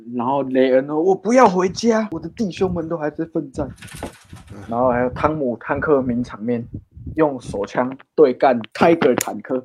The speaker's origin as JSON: {"language": "Chinese", "country": "Taiwan", "said": "这点我们台湾人还是懂的"}